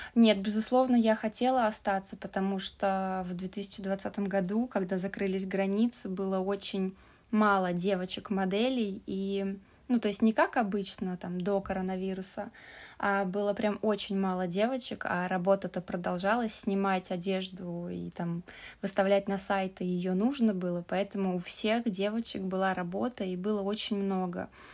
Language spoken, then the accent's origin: Russian; Saint Petersburg, Russia; moved away as an adult; now in China; я из России, из Питера